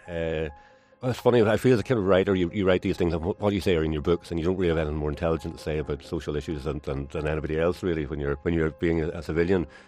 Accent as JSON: {"language": "English", "area": "Kilkeel, County Down", "region": "Northern Ireland", "country": "United Kingdom", "tie": "born or raised there", "said": "the time I grew up in Kilkeagan, County Down"}